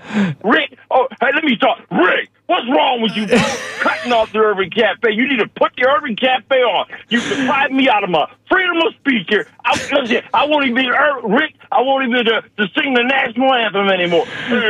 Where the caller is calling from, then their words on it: Buffalo, New York, United States; I'm calling in from Buffalo, New York here.